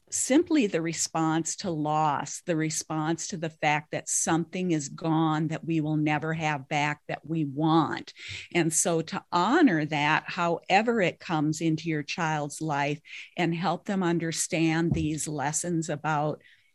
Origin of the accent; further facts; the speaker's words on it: Minnesota, United States; now in Twin Cities, United States; I now live in the Twin Cities area, but I grew up on the Canadian border.